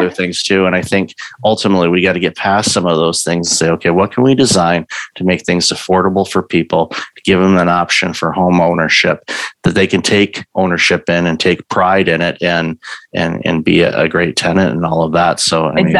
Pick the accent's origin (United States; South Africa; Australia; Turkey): United States; Midwest; also born or lived in Southeast United States; I grew up in the Midwest